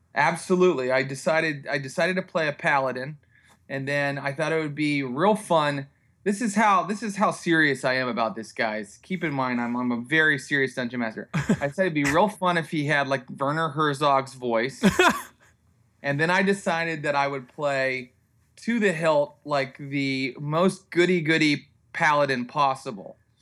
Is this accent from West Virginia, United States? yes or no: yes; Morgantown, West Virginia, United States; I'm from Morgantown, West Virginia.